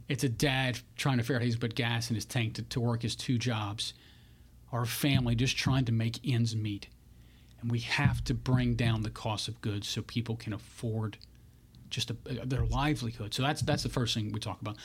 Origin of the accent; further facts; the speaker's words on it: Bunkie, Louisiana, United States; I grew up in Bunky, Louisiana.